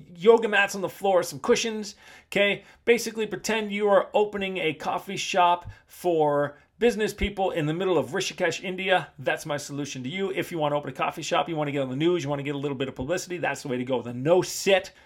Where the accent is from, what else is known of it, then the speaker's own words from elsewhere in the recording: Canada; moved away as an adult; also born or lived in Asia; I just grew up in North America, and I grew up in North American gyms, you know, as Toronto gyms, Vancouver gyms